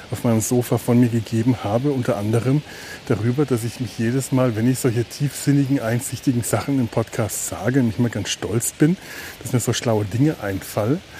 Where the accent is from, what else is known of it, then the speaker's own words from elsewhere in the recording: Cologne, North Rhine-Westphalia, Germany; Denn dazu, dafür hat man ihn ja als Kölner oder Kölnerin, ich weiß nicht. Also ich zumindest empfinde das so, dass der Rhein dazu da ist, dass ich dahin gehe.